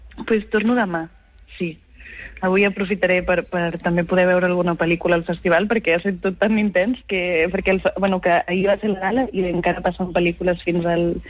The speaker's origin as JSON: {"language": "Catalan", "area": "Garrotxa", "region": "Catalonia", "country": "Spain", "tie": "born or raised there", "also_born_or_lived": "Barcelona / Badalona", "said": "jo vaig néixer a Barcelona, però, soc, però, però vaig viure els sis primers anys de la meva vida a Badalona. I la meva família és de Badalona. I després em vaig mudar a la Garrotxa"}